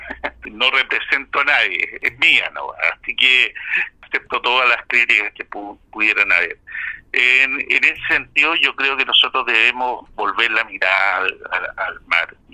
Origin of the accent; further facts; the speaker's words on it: Osorno, Los Lagos, Chile; now in Concepción, Chile; me recuerda tanto de mi ciudad natal, Osorno